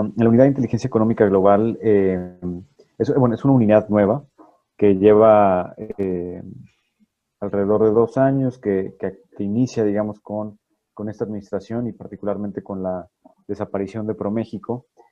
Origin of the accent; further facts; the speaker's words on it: Guanajuato, Mexico; moved away as an adult; also born or lived in Mexico City; soy orgulloso guanajuatense también. Eh, nacido, crecido y formado en, en el estado de Guanajuato